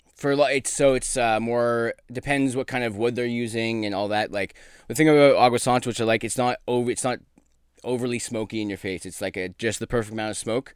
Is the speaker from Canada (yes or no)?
yes; Brantford, Ontario, Canada; moved away; also born or lived in Ottawa / New York / Newfoundland; I grew up in my grandparents' butcher shop in Brantford, Ontario.